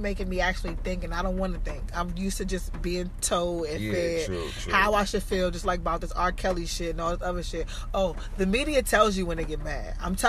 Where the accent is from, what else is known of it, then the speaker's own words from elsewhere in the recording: Jamaica; I'm Jamaican, so I have something to recall and say. Right, I'm Jamaican. I can recall that, you know. I have a connection to something.